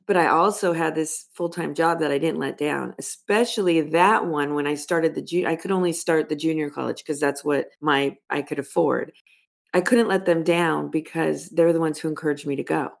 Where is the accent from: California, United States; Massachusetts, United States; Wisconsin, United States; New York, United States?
California, United States; Los Angeles; I grew up in Los Angeles